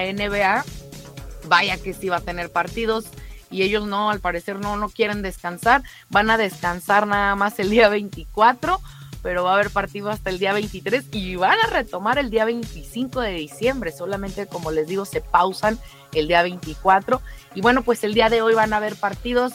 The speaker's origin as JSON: {"language": "Spanish", "country": "Mexico", "said": "queremos todos los mexicanos"}